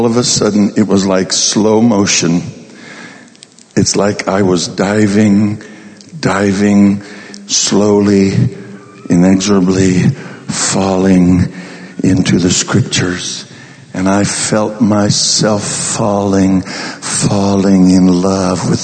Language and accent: English; Colorado, United States; I'm from Colorado